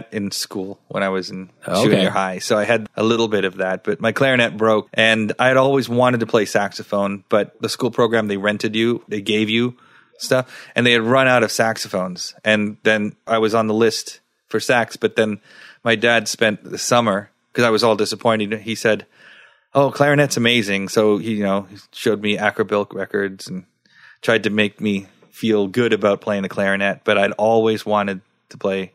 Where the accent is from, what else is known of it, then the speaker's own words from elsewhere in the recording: Sri Lanka; now in Nova Scotia, Canada; I was born in Sri Lanka